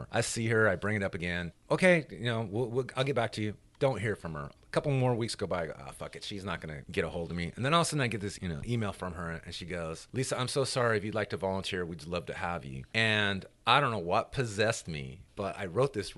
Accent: Hemet, California, United States; moved away as an adult; now in Memphis, United States; I grew up primarily in Riverside County, which is 100 miles inland from LA, a couple hours. And it was where I grew up was a town called Hemet

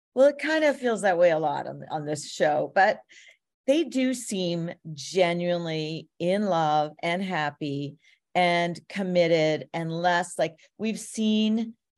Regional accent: Toronto, Ontario, Canada; I'm from Toronto.

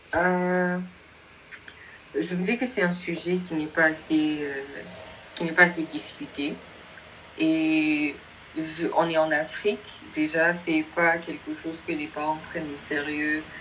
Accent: Nigeria; je, suis du Nigeria

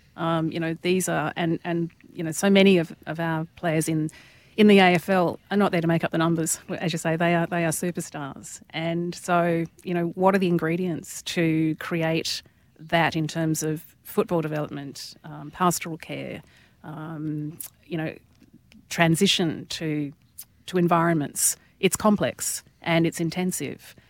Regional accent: Tasmania, Australia; moved away; growing up in Tassie

